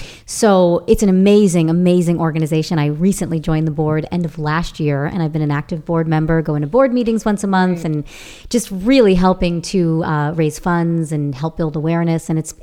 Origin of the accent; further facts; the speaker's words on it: Long Island, New York, United States; moved away; as a little child growing up in Long Island, New York, with an Italian family